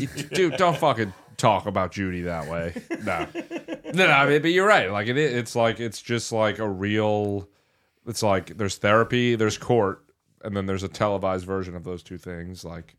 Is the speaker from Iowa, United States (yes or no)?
no; New Jersey, United States; now in Brooklyn, United States; New Jersey.